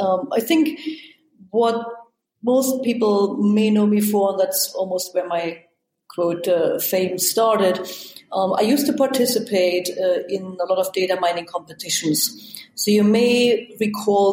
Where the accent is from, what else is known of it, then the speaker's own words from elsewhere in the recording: East Germany, Germany; moved away; I grew up in East Germany